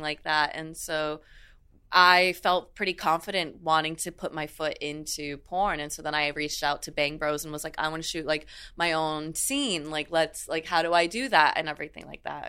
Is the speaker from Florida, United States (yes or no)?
yes; South Florida, United States; I grew up in South Florida